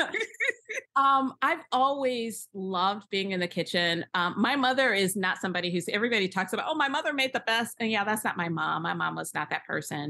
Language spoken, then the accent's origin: English; Michigan, United States; I grew up around in Michigan